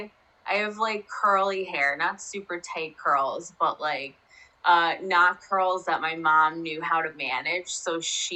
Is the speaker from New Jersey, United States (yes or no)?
yes; Rutherford, New Jersey, United States; I grew up in Rutherford, New Jersey, which is like less than 10 miles away from New York City